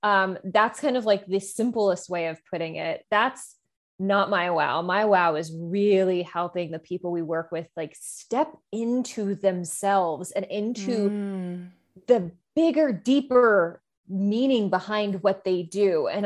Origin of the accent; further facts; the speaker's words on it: New Jersey, United States; I'm, you know, born and raised in New Jersey, though I have been told repeatedly that I do not have a Jersey accent